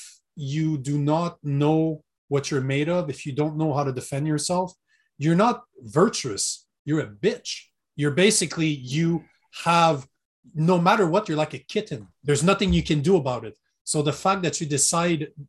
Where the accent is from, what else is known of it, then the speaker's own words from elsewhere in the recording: Canada; accent: French; first language French; English is a second language; My first language is French